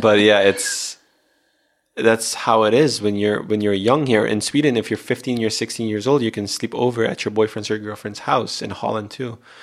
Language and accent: English; Aruba; I am from Aruba. I do have the Aruban blood in me